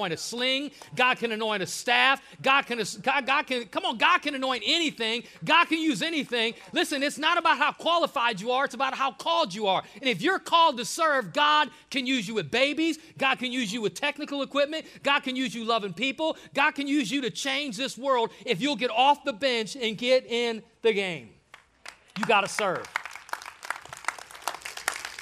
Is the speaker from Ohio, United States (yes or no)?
yes; Ohio, United States; I'm from Ohio